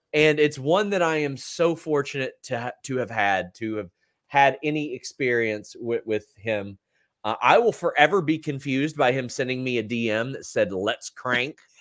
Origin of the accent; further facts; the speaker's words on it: Southern Kentucky, United States; accent: Southern Kentucky; Mine is Southern Kentucky